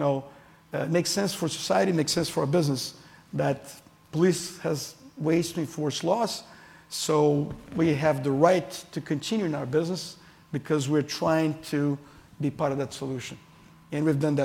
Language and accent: English; Brazil; I'm from Brazil. I'm Brazilian